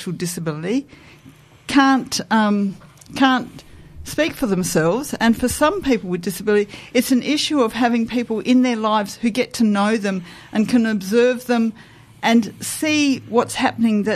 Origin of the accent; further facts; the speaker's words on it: Adelaide, South Australia, Australia; I was born in Adelaide. I'm very familiar with the Adelaide landscape